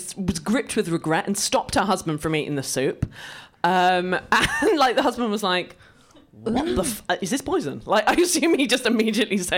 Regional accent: Isle of Wight, South East England, United Kingdom; I'm from the Isle of Wight

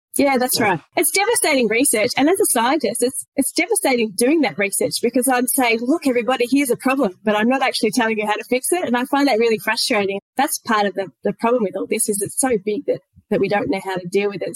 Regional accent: country Victoria, Australia; moved away as an adult; now in Kettering, Australia; I grew up and spent most of my life actually in country Victoria, in a little town of only a couple of thousand people. Uh, it's called Murray North.

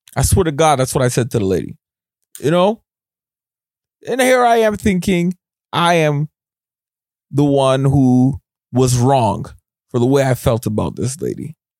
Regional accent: Scarborough, Ontario, Canada; moved away; I was born in Scarborough

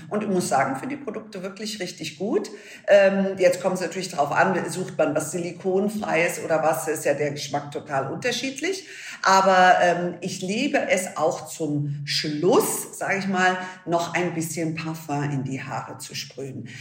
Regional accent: Munich, Bavaria, Germany; bei uns in München

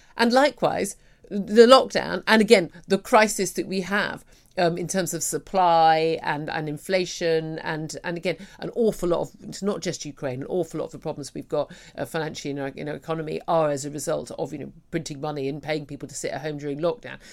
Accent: United Kingdom; we as British people

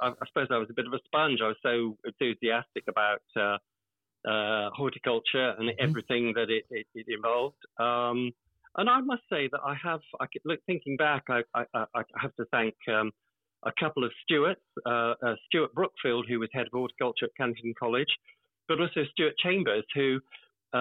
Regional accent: South Somerset, South West England, United Kingdom; also born or lived in Bristol area; I'm originally, I'm actually from South Somerset, where I live now

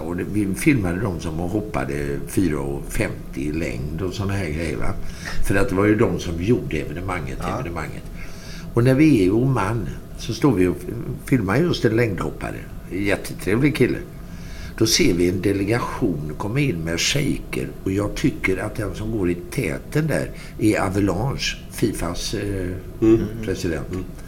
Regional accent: Sweden; jag är från Sverige

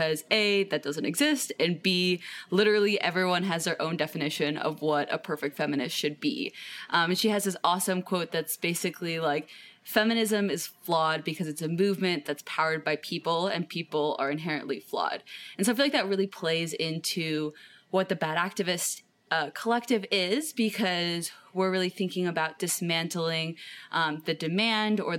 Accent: Cleveland, Ohio, United States; I am from Cleveland, Ohio in the United States.

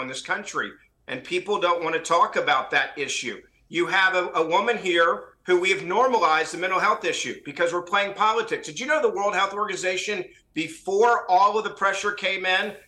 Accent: Tennessee, United States; my home state of Tennessee

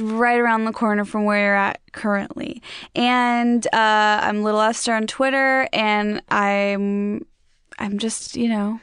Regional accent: Chicago suburbs, Illinois, United States; now in Los Angeles, United States; my hometown too. I'm from the Chicago suburbs

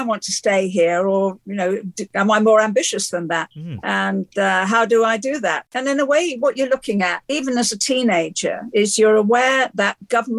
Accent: Liverpool, North West England, United Kingdom; born there; And I was born in Liverpool just after the Second World War, a city that had been flattened by the bombs.

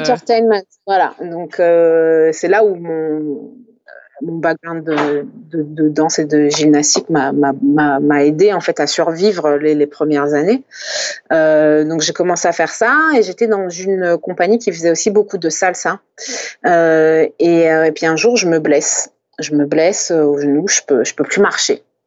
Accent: France; je suis française

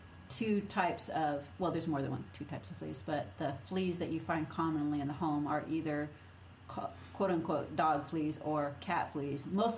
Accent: Minnesota, United States; accent: Minnesota; If you say it funny, just say it's my accent. That's a Minnesota accent.

